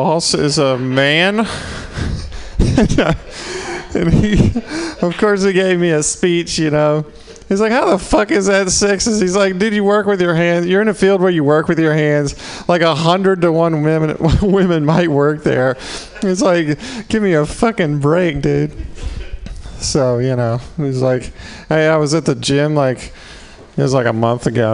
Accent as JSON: {"language": "English", "region": "Mississippi", "country": "United States", "accent": "southern", "moved": "yes", "said": "I'm from Mississippi"}